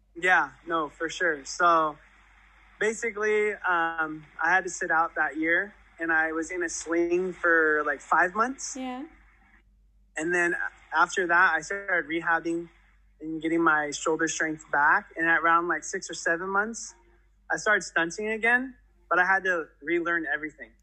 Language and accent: English; Antelope Valley, California, United States; born or raised there